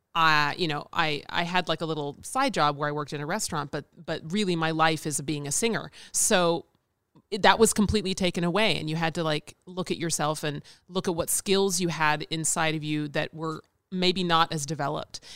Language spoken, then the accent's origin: English; Nashville, Tennessee, United States; moved away as an adult; now in Chicago, United States; I'm originally from Nashville, Tennessee.